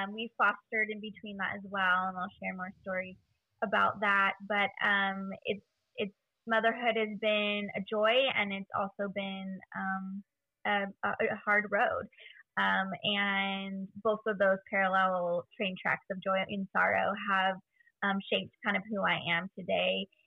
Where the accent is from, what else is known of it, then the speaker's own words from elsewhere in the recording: Central Valley of California, United States; also born or lived in Bay Area, California; we actually moved from the Bay Area when I was about 5 to the Central Valley of California to be with my extended family